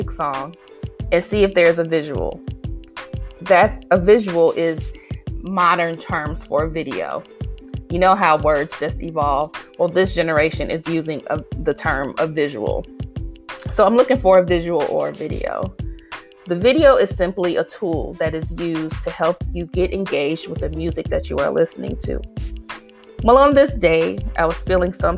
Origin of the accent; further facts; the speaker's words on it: Detroit, Michigan, United States; I was raised in Detroit by two parents who loved and lived the Motown era.